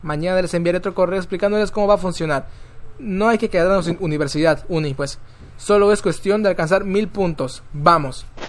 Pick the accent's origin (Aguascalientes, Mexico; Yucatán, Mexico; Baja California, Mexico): Yucatán, Mexico; Tizimín; Yo soy de Tizimim.